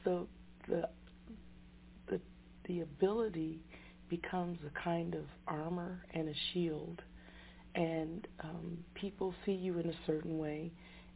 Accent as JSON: {"language": "English", "town": "Denver", "region": "Colorado", "country": "United States", "tie": "born or raised there", "also_born_or_lived": "Detroit, Michigan", "said": "I grew up in Denver, Colorado."}